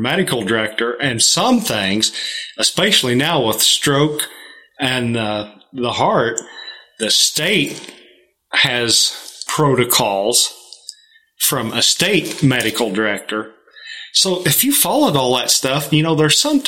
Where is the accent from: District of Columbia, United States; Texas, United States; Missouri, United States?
Missouri, United States; Knox City; also born or lived in Edina, Missouri; I grew up, born and raised in Knox County. I grew up in Knox City